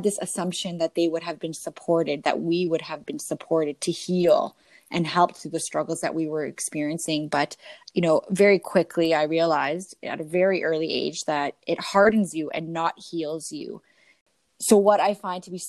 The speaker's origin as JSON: {"language": "English", "country": "Canada", "said": "I'm Canadian"}